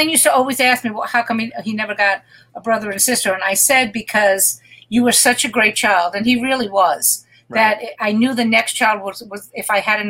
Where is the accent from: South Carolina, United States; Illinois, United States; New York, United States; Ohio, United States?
New York, United States; New York City; moved away as an adult; also born or lived in Manhattan / Las Vegas; I grew up in the Brooklyn where there wasn't the fucking craft beers and the vegan and the organic. I grew up in Brooklyn. You know what I mean? 86th Street, all the Italian food, all the bakeries